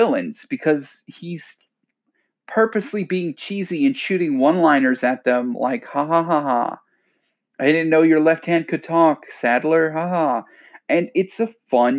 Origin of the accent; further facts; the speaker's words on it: Louisiana, United States; moved away; I'm from Louisiana